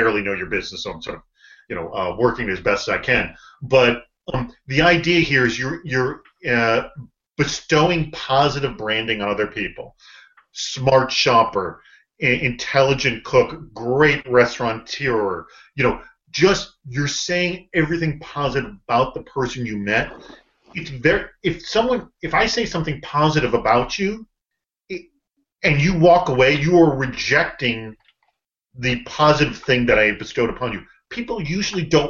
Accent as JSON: {"language": "English", "town": "Boston", "region": "Massachusetts", "country": "United States", "tie": "born or raised there", "also_born_or_lived": "St. Louis", "moved": "as an adult", "said": "I grew up in Boston"}